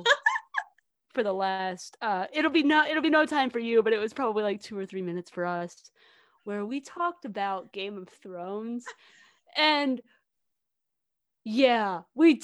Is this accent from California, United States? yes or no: no; Southern Indiana, United States; We grew up in Southern Indiana